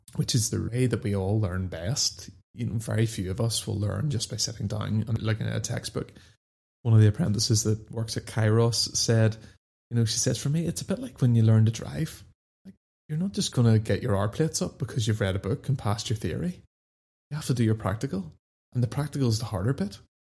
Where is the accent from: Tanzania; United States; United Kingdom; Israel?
United Kingdom; Dundonald, Northern Ireland; I grew up just outside Belfast in a place called Dundonald